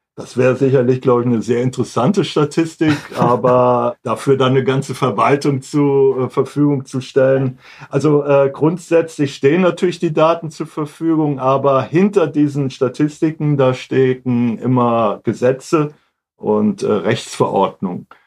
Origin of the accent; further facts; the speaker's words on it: Hamburg, Germany; moved away as an adult; now in Wiesbaden, Germany; ursprünglich komme ich aus Hamburg